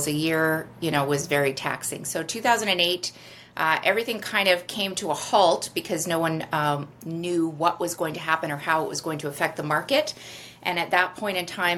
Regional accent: Toronto, Ontario, Canada; also born or lived in Vancouver Island; now in Vancouver, Canada; I'm originally from Toronto, and I started selling real estate actually on Vancouver Island

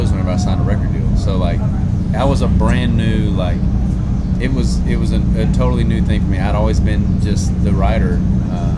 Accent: Louisiana, United States; growing up in Louisiana, you grow up hunting and fishing

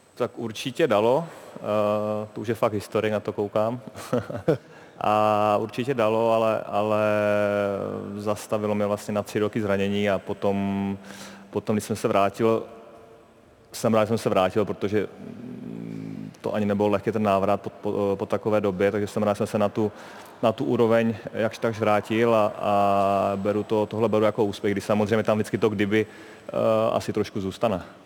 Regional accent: Moravian-Silesian Region, Czechia; jsem Morava, teda respektive jsem ze Slezska

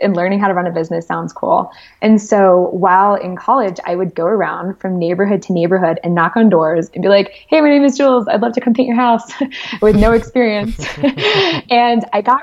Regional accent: Connecticut, United States; I grew up in Connecticut, the oldest

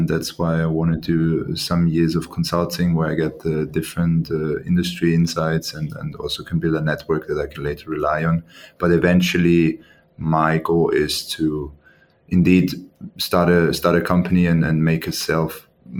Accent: Austria; moved away as an adult; now in Singapore; I was born and raised in Austria

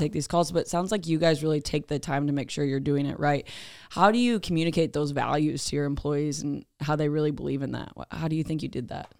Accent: Fort Dodge, Iowa, United States; we're from Fort Dodge

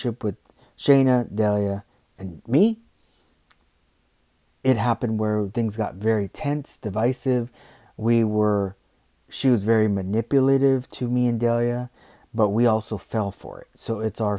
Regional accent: United States; I'm American

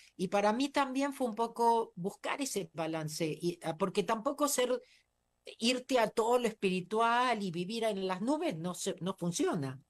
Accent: Argentina; moved away as an adult; also born or lived in United States; nací en la Argentina

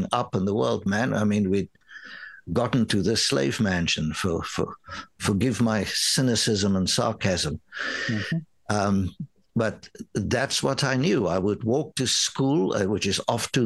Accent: South Africa; first language Afrikaans; English is a second language; moved away as an adult; also born or lived in New York, United States; now in Canada; growing up in South Africa

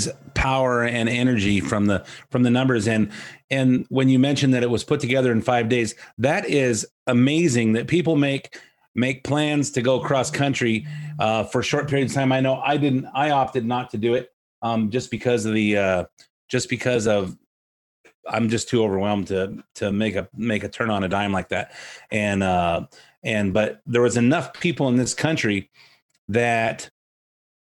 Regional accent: Southern California, United States; I'm from Southern California

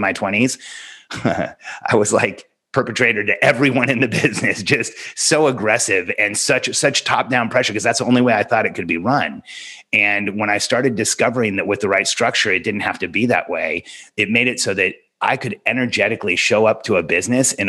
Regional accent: Southern California, United States; born or raised there; also born or lived in Mexico City, Mexico

